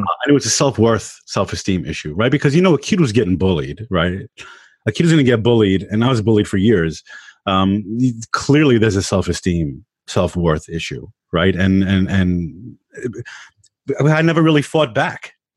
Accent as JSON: {"language": "English", "region": "New York", "country": "United States", "tie": "born or raised there", "also_born_or_lived": "Long Island", "said": "I grew up in Queens"}